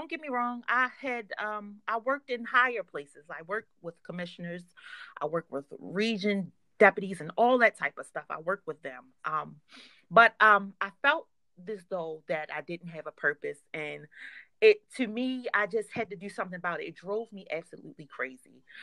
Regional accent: Baltimore, Maryland, United States; I'm from Baltimore.

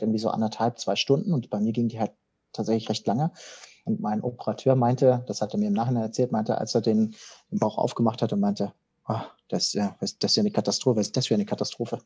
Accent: Hamburg, Germany; moved away as an adult; now in Konstanz, Germany; ich bin direkt im Zentrum von Hamburg aufgewachsen

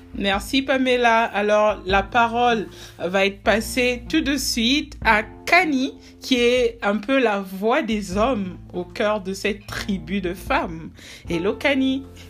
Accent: Republic of the Congo; also born or lived in South Africa; chez moi au Congo-Brazzaville

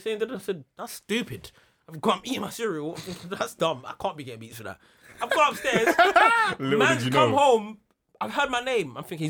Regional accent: Jamaica; I am Jamaican.

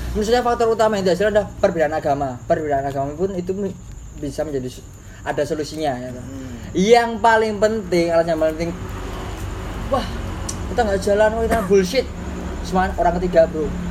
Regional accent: Java, Indonesia; kita dari Jawa Tulen kita harus menjunjung bahasa Jawa tinggi-tinggi

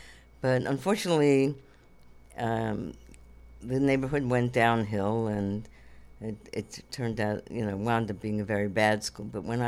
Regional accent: Coney Island, New York, United States; also born or lived in Borough Park; In Brooklyn, Jewish, very Jewish. Now it's even more Orthodox.

